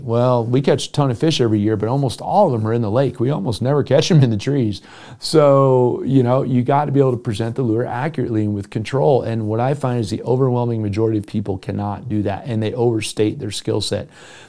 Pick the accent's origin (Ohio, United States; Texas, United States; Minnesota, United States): Minnesota, United States; Yeah, I've been fishing my whole life. I grew up in Minnesota.